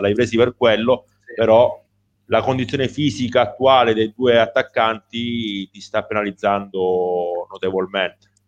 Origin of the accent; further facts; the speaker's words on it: Calabria, Italy; da calabrese